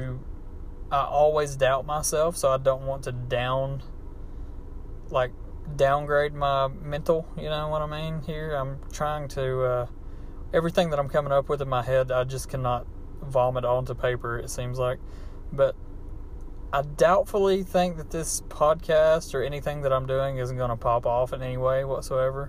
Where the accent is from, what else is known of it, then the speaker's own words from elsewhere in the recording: United States; accent: hillbilly; my hillbilly accent